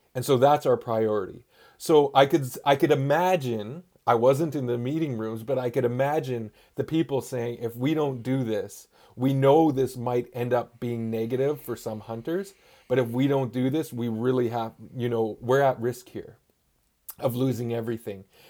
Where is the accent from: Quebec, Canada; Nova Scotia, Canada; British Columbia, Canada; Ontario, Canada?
British Columbia, Canada; Gitxaala First Nation, Northwest Coast; I'm from the Git Gap First Nation on the Northwest Coast